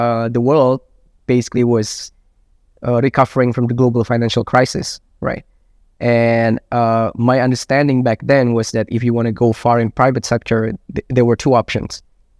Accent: Jakarta, Indonesia; I grew up in Jakarta. I did spend some time outside of Jakarta, different countries, different cities within Indonesia, because my father, he worked at the Central Bank of Indonesia.

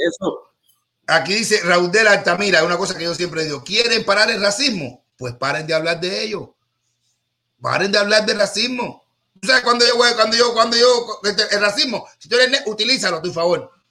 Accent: Cuba

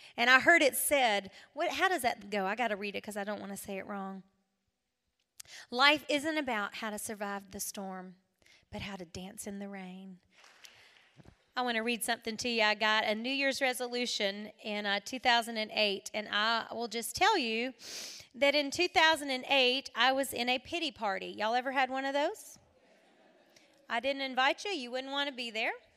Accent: South Carolina, United States; I'm from South Carolina

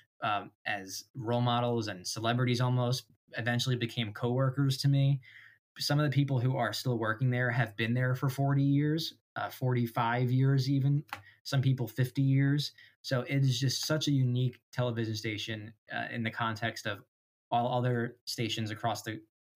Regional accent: Washington Township, New Jersey, United States; I grew up in Washington Township

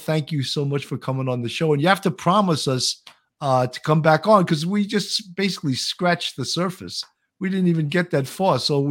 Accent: Long Island, New York, United States; accent: Long Island; You love my Long Island accent.

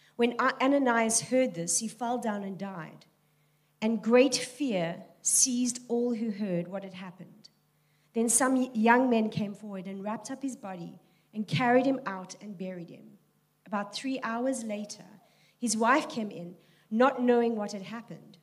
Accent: Cape Town, Western Cape, South Africa; I am born and bred in Tableview

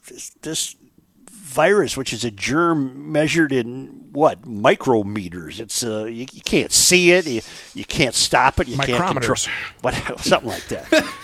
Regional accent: Hudson, Wisconsin, United States; Joe, I grew up in Hudson in the 70s when the drinking age was 18 and 21 in Minnesota.

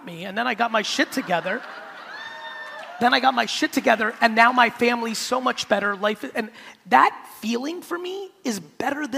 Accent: United States; also born or lived in Soviet Union; we left in 78, I'm growing up in America

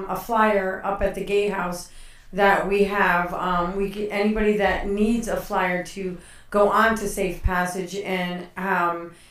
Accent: Connecticut, United States; moved away; I grew up in Connecticut, yes

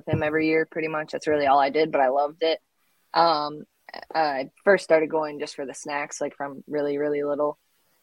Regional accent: Wausau, Wisconsin, United States; I grew up born and raised in central Wisconsin.

